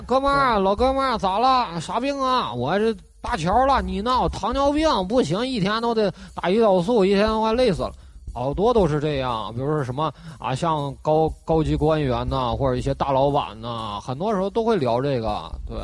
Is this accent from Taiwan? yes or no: no; Northeast China, China; 我老家这个是生产啊